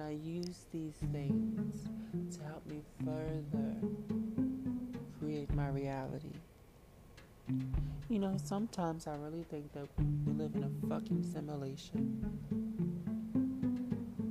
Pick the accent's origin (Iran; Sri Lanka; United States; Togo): United States; me as an American